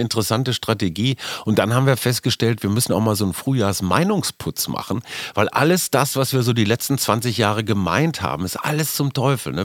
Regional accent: Münster, North Rhine-Westphalia, Germany; Münster, wie du weißt, ist meine Heimatstadt

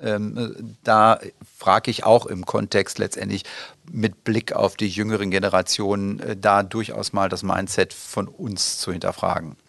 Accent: North Rhine-Westphalia, Germany; now in Dortmund, Germany; meine Heimat Richtung Südwestfalen

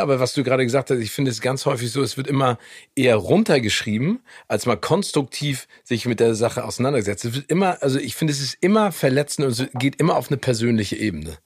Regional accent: Hamburg, Germany; also born or lived in Phoenix, Arizona, United States; Ich bin äh, in Hamburg aufgewachsen. Also, ja, also ich, ich, bin geboren in Amerika

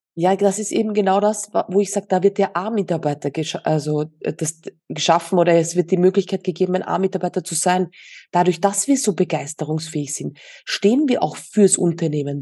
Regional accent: Austria; moved away as an adult; now in Mallorca, Spain; Ja, tatsächlich sind wir aus Österreich

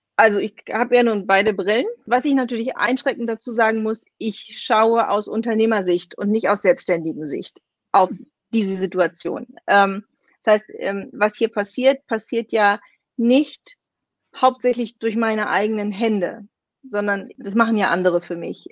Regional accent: Kiel, Schleswig-Holstein, Germany; moved away as an adult; also born or lived in Berlin; ich bin gebürtige Kielerin und 24 Jahre meines Lebens habe ich hier gelebt

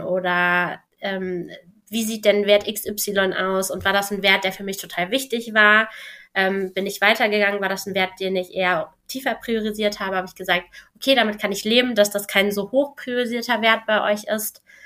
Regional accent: Cologne, North Rhine-Westphalia, Germany; ich bin Kölnerin

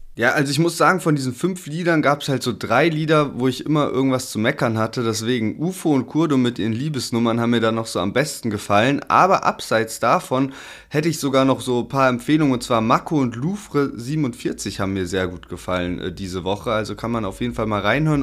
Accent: Heidelberg, Baden-Württemberg, Germany; als Heidelberger

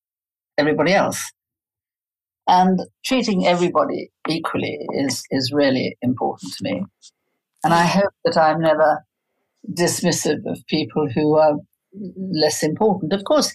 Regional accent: South Africa; But I grew up in a household where, dishonesty, any kind of dishonesty, was frowned upon.

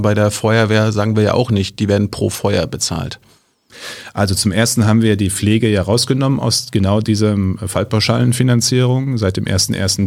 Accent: Münsterland, North Rhine-Westphalia, Germany; Ich komme ja aus dem Münsterland

